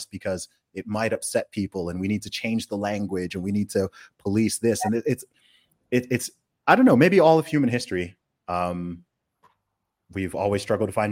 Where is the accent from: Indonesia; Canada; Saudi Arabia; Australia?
Saudi Arabia; also born or lived in United Kingdom; Um, I was born in the UK, so I'm British. I grew up in Saudi Arabia